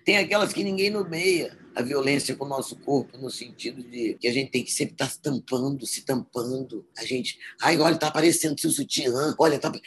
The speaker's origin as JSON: {"language": "Portuguese", "region": "Espírito Santo", "country": "Brazil", "said": "no Espírito Santo, sou capixaba mesmo, sou capixabista"}